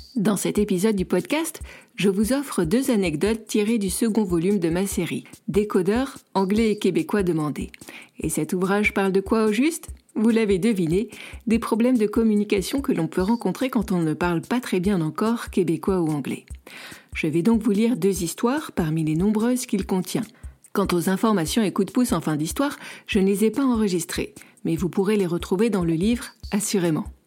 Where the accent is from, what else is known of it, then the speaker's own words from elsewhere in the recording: Marseille, Provence-Alpes-Côte d'Azur, France; moved away as an adult; also born or lived in Paris; now in Canada; Je viens de Marseille, moi